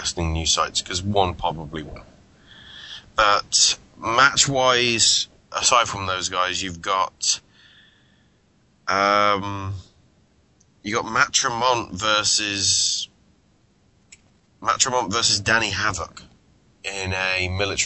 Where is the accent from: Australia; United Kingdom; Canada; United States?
United Kingdom; England; I'm English